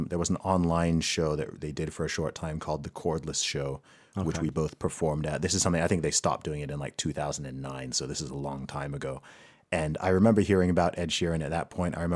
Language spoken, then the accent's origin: English; Saudi Arabia; so I grew up in Saudi Arabia.